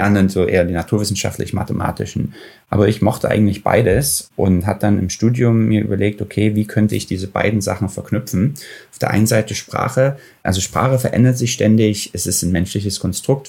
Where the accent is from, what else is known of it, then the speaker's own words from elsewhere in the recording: Dresden, Saxony, Germany; moved away as an adult; also born or lived in Ethiopia; now in Silicon Valley, United States; Ich bin in Dresden geboren, einige Jahre vor dem Mauerfall und war dann drei Jahre in Äthiopien auch als kleines Kind